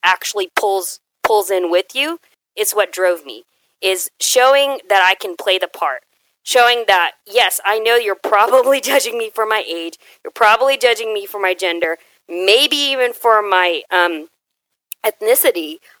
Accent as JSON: {"language": "English", "town": "Houston", "region": "Texas", "country": "United States", "tie": "born or raised there", "said": "growing up in Houston is one of the most diverse areas"}